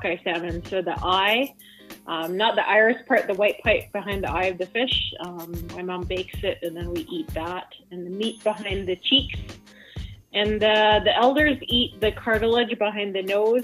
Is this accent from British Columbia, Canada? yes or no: yes; Lil'wat Nation, near Whistler, British Columbia, Canada; on my mom's side, I'm from the Iliatwat Nation, which is part of the Shlatlium, like a larger dialect of people. Old categories would call us Interior Salish.